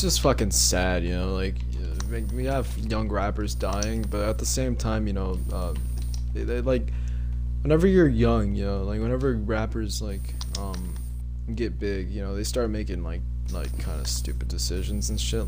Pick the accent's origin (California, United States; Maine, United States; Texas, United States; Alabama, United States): Texas, United States; born or raised there